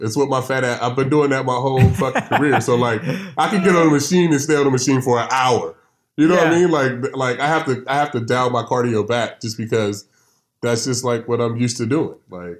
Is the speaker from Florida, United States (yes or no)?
no; California, United States; I've always growing up in California, I grew up playing dominoes.